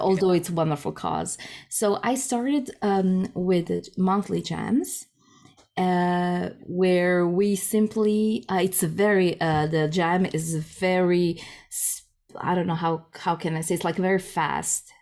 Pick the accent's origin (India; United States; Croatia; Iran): Croatia; first language Croatian; English is a second language; moved away as an adult; now in Germany; Croatian is my mother tongue